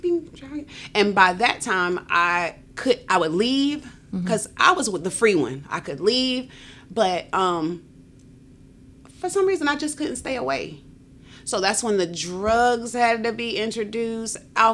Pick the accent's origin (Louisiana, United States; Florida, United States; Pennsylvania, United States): Florida, United States; West Palm Beach; I'm from West Palm Beach, Florida.